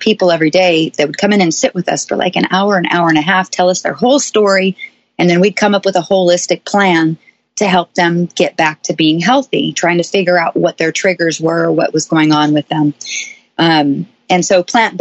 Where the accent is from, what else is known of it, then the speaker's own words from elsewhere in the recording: Seattle, Washington, United States; moved away as an adult; now in Nashville, United States; I am originally from Seattle, Washington, but I moved Nashville